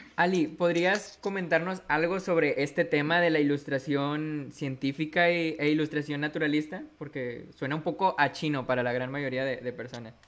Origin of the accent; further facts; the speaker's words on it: Monterrey, Nuevo León, Mexico; soy de Monterrey, Nuevo León